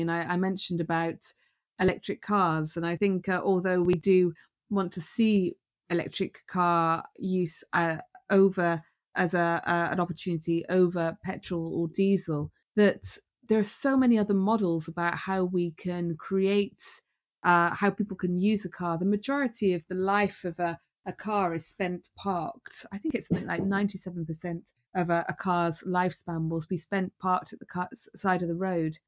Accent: Newport, Wales, United Kingdom; where I'm from in Newport, we are proud of our industrial heritage.

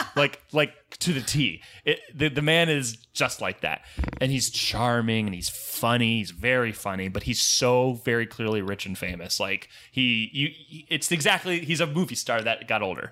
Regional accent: Jupiter, Florida, United States; I'm from Jupiter, Florida

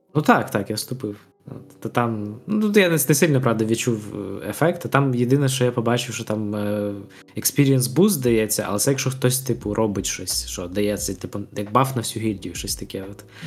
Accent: Ukraine

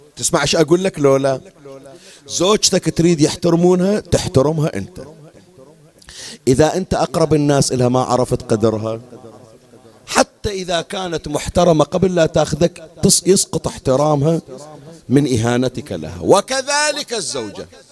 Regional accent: Bahrain; عندنا بالبحرين

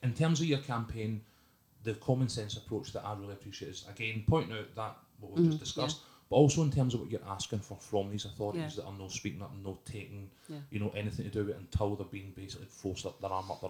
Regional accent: Scotland, United Kingdom

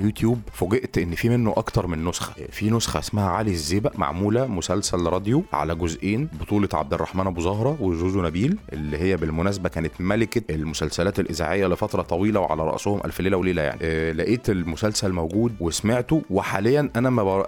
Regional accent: Egypt; عندنا في مصر

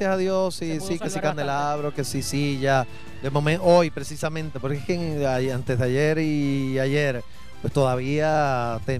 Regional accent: Coamo, Puerto Rico; Yo soy de Cuamo.

